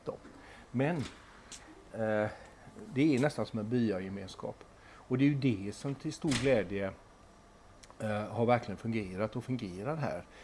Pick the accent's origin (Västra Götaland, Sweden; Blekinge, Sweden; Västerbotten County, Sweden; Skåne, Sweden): Västra Götaland, Sweden; Gothenburg; som göteborgare